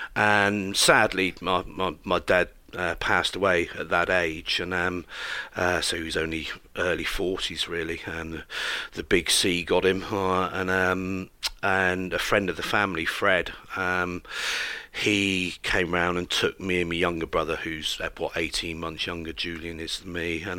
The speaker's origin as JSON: {"language": "English", "area": "West Country", "region": "South West England", "country": "United Kingdom", "tie": "born or raised there", "said": "As a youngster growing up in the West Country, I'm a country boy through and through"}